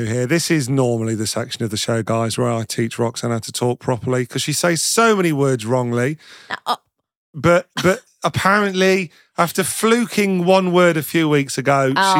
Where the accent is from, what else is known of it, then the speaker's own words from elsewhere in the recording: Midlands, United Kingdom; I'm not from the north, I'm from the Midlands.